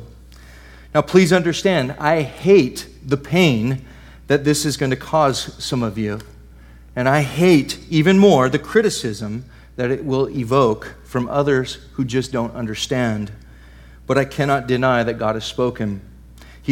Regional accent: Fernley, Nevada, United States; now in Paris, Texas, United States; I grew up right outside of Reno in a little town called Fernley, Nevada.

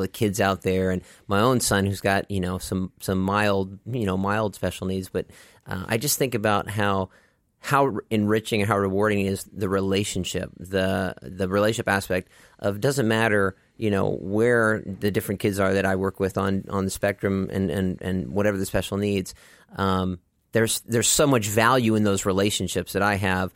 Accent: Dallas, Texas, United States; I grew up in Dallas, Texas

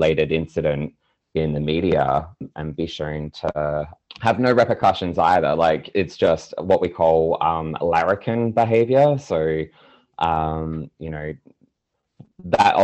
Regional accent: Australia; in Australia, we don't quite have the same access to media representation

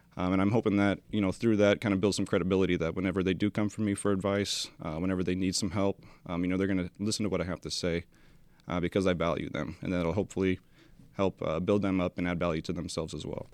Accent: Spokane Valley, Washington, United States; moved away; I am from Spokane Valley, Washington

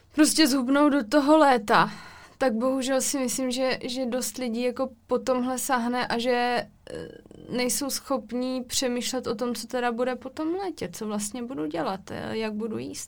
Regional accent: Czechia; jsme z České republiky

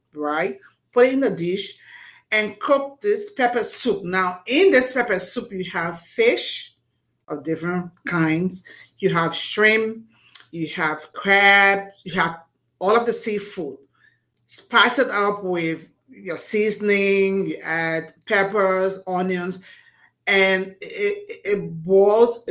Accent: Liberia; now in Providence, United States; I was born and raised in Liberia, West Africa.

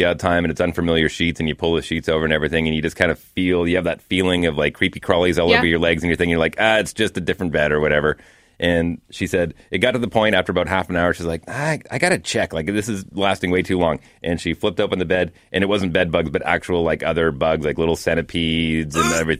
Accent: Fort McMurray, Alberta, Canada; So my hometown, northern Alberta, Fort McMurray.

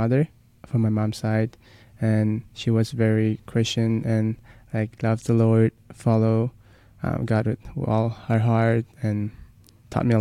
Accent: Sagaing Region, Myanmar; moved away; I was born and raised in Myanmar, Sagaing region

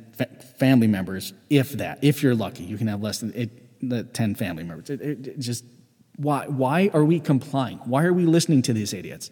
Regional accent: United States; as a member of Gen X and as an American

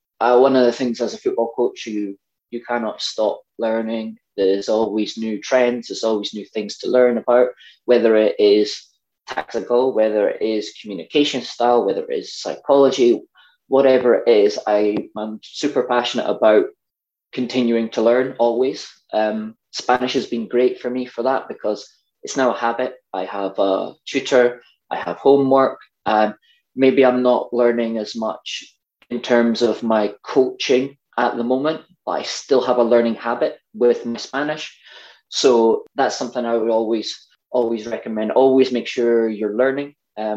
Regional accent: Scotland, United Kingdom; accent: Scottish; my Scottish accent

